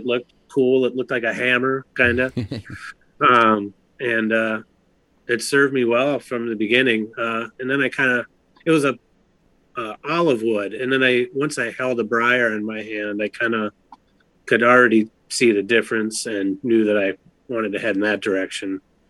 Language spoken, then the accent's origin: English; St. Paul, Minnesota, United States; So I grew up in St. Paul, Minnesota.